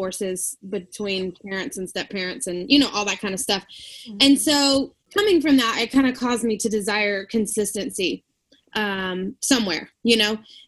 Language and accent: English; Alabama, United States; moved away as an adult; now in Virginia, United States; I am from Alabama